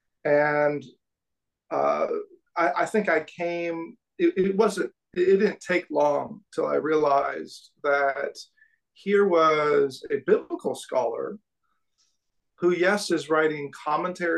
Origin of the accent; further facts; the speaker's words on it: California, United States; now in Kansas City, United States; I'm from California originally